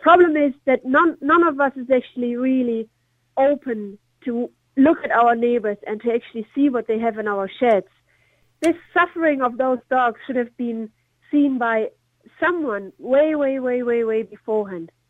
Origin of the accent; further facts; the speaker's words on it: Germany; now in Ireland; I'm originally from Germany